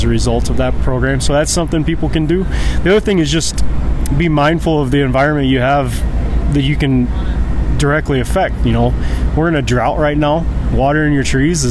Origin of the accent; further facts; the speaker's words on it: Missouri, United States; moved away as an adult; also born or lived in Idaho / Jamestown, North Dakota; now in Bismarck, United States; I'm from Missouri